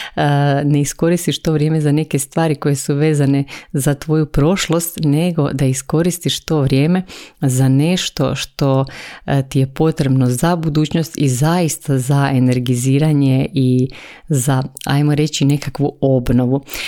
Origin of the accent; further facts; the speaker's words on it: Croatia; tu kod nas u Hrvatskoj